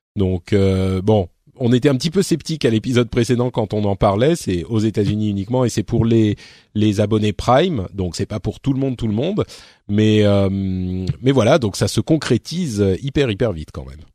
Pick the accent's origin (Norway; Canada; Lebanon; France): France; Paris, Île-de-France; je suis parisien